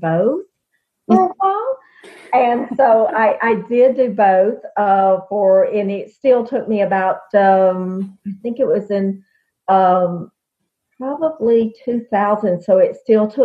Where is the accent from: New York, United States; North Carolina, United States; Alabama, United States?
Alabama, United States; I'm from Alabama